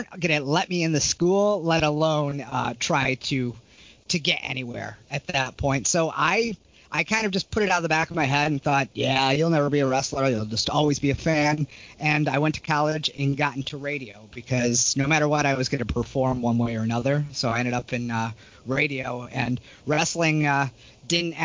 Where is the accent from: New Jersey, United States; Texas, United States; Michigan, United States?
Michigan, United States; Detroit; now in Portland, United States; I grew up in Detroit